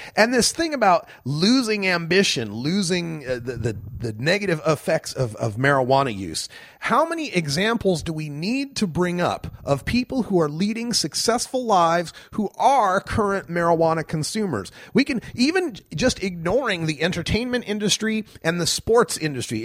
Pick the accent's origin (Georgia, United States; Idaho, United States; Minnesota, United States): Idaho, United States; my home state of Idaho